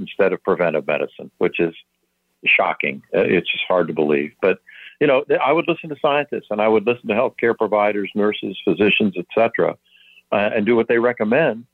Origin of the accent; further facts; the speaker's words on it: St. Petersburg, Florida, United States; also born or lived in Pennsylvania; I was born in Pennsylvania, but moved to Florida when I was 3 years old. St. Petersburg is my home on the West Coast, Tampa Bay.